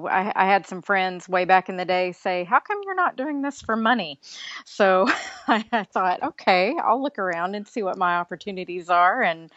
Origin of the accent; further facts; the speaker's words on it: Texas, United States; I'm a Texan.